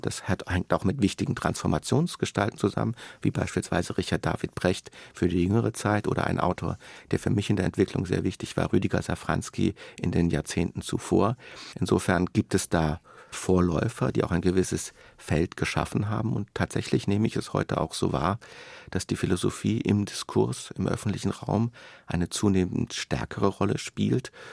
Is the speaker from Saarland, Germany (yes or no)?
no; Karlsruhe, Baden-Württemberg, Germany; also born or lived in Freiburg; ich bin in Freiburg geboren, aber nicht in Freiburg aufgewachsen, sondern in Karlsruhe, einer Stadt, die nicht weit davon entfernt ist